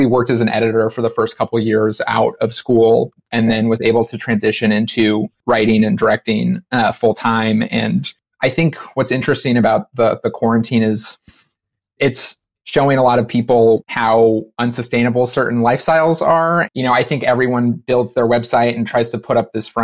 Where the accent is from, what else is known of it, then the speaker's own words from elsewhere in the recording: Los Angeles, California, United States; moved away as an adult; now in Brooklyn, United States; I grew up in Los Angeles